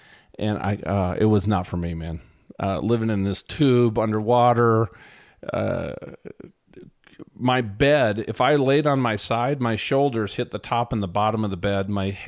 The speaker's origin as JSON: {"language": "English", "region": "Minnesota", "country": "United States", "tie": "born or raised there", "said": "I grew up in Minnesota next to the biggest ski hill in the state, which had about a 400 vertical drop, 400 foot. So moving out here to Colorado, it was a very pleasant change for us."}